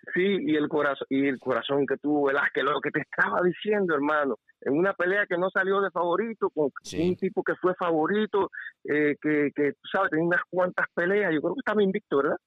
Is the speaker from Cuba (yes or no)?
yes; Cuba; yo soy cubano